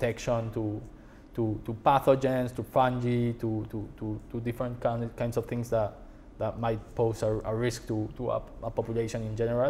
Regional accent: Buenos Aires, Argentina; moved away as an adult; now in United States; I was born in Argentina

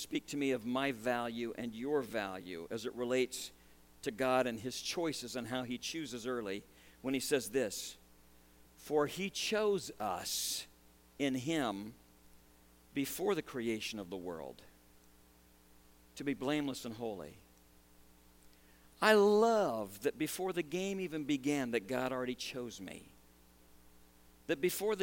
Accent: Nebraska, United States; growing up in Nebraska

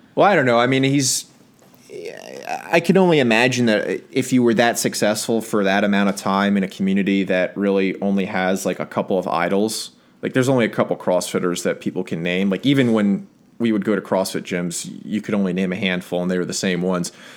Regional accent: United States; as an American

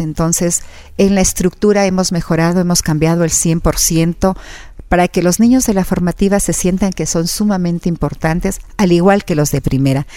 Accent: Quito, Pichincha, Ecuador; yo me crecí en el Estadio Olímpico Atahualpa, mi padre me llevaba los fines de semana

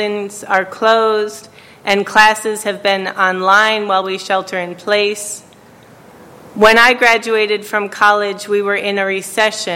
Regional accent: New York, United States; I was from New York

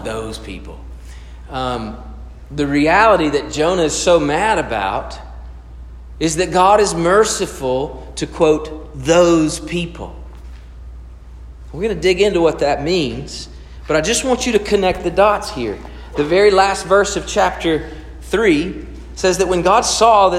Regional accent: United States

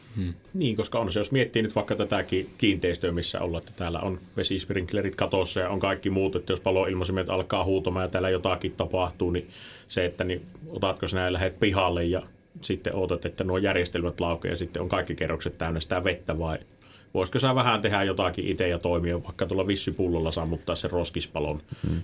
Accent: Suonenjoki, North Savo, Finland; itehän on taas sit siitä niinku Kuopiosta vähän poispäin

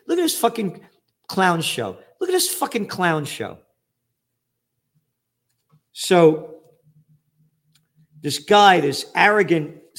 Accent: United States; am an American

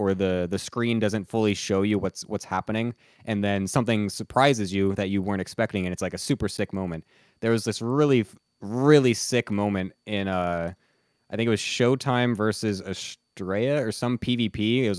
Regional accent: United States; moved away as an adult; now in South Korea; Yeah, I only speak English. I'm American.

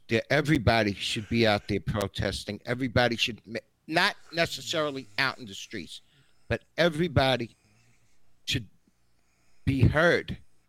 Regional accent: United States; It's not country I grew up in. It's not the values that were instilled in me about being an American.

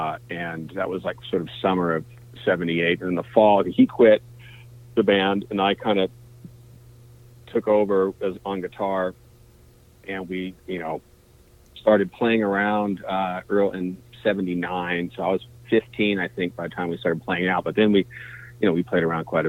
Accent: Claremont, California, United States; I grew up out in Claremont, which is probably about, 40 minutes east of downtown LA, and in the Inland Empire, as they call it.

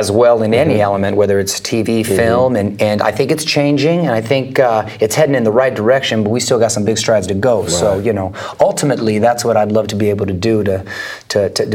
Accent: Chula Vista, California, United States; now in Los Angeles, United States; I'm from Chula Vista, San Diego

